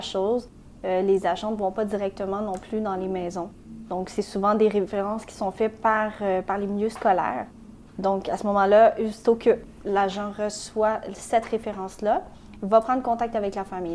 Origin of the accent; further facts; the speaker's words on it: Montreal, Quebec, Canada; also born or lived in Saint-Léonard, Montreal; je suis née à Saint-Léonard et j'ai grandi à Anjou